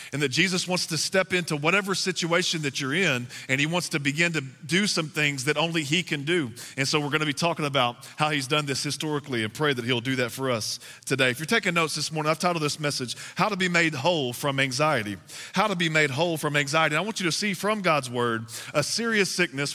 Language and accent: English; Texas, United States; moved away; I am from the South. I'm from Texas, and we got to go back home to Texas